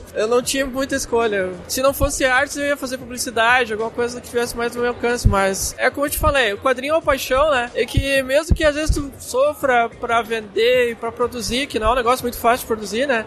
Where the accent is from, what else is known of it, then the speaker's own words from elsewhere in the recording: Rio Grande do Sul, Brazil; sou gaúcho